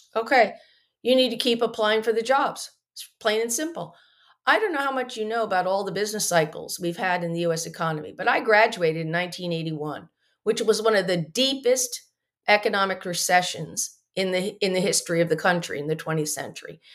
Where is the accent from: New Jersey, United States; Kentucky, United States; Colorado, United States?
New Jersey, United States; Morristown; I grew up in Morristown, New Jersey